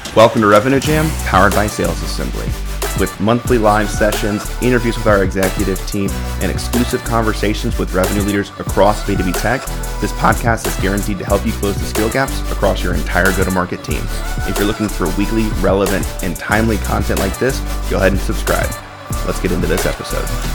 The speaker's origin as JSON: {"language": "English", "town": "Chicago", "region": "Illinois", "country": "United States", "tie": "born or raised there", "said": "I'm from Chicago"}